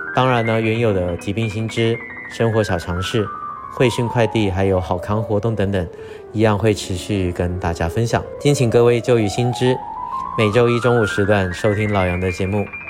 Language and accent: Chinese; Taiwan; 我们台湾人对于东至食汤圆的传统习俗呢，非常的熟悉